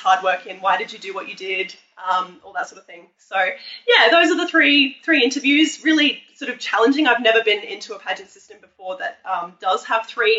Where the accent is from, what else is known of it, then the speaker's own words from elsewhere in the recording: Australia; I come from Australia